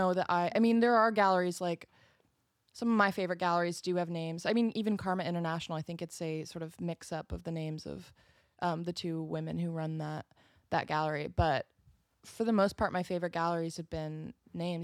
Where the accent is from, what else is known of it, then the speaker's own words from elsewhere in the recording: outside of Seattle, Washington, United States; I'm right outside of Seattle